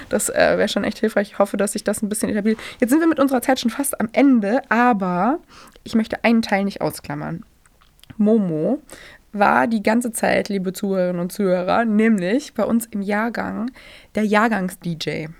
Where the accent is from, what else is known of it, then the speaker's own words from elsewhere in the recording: Germany; bei uns in Deutschland